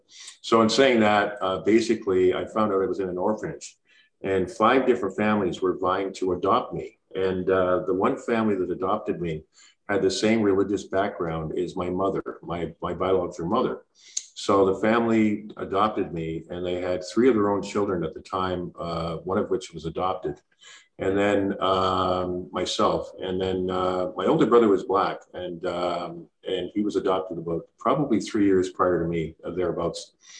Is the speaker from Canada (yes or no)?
yes; Montreal, Quebec, Canada; born there; I was born in Montreal, Quebec, and my father was from Nigeria.